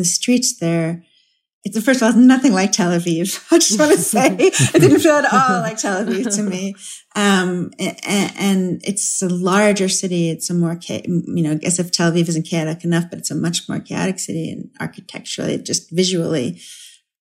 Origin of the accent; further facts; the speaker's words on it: United States; as an American